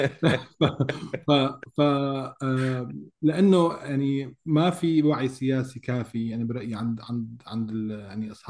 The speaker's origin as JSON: {"language": "Arabic", "country": "Syria", "lives_now": "United States", "said": "نحن كسوريين بامريكا وغير امريكا صار عندنا خبره"}